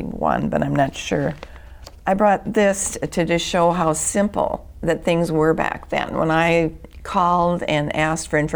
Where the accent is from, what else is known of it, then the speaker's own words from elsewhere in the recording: Bloomington, Minnesota, United States; I grew up in Bloomington, Minnesota